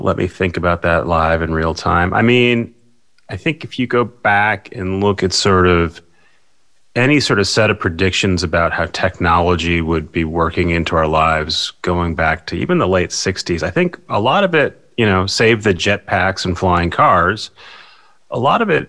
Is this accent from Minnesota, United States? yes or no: yes; near Minneapolis, Minnesota, United States; also born or lived in Wisconsin; I ended up back in Minneapolis near my hometown